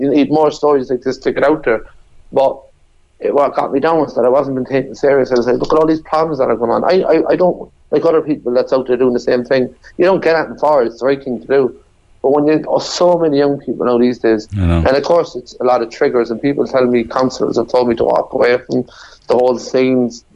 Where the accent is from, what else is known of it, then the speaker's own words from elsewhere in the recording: Sligo, Connacht, Ireland; moved away as an adult; also born or lived in Cork; I was from Sligo